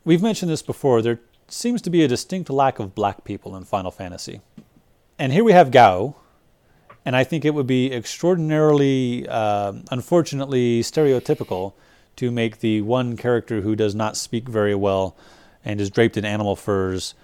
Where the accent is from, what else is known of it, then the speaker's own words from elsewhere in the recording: United States; as an American dude